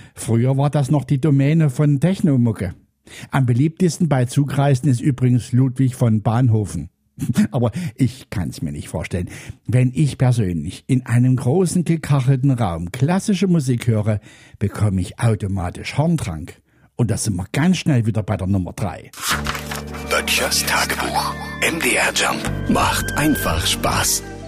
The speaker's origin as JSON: {"language": "German", "region": "Central Germany", "country": "Germany", "said": "hier bei uns in Mitteldeutschland"}